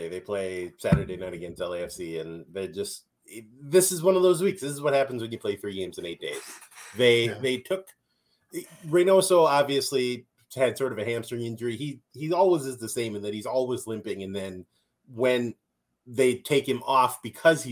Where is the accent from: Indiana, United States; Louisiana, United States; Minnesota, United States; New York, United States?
Minnesota, United States; accent: Minnesotan; I'm from Minnesota and I have a Minnesotan accent